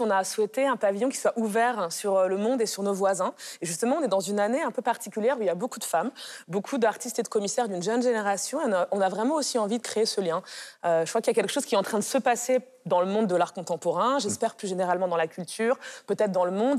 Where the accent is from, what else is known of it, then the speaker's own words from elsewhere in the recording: France; Moi-même, je suis d'origine polonaise. Euh, j'ai grandi, je suis née, j'ai grandi en France.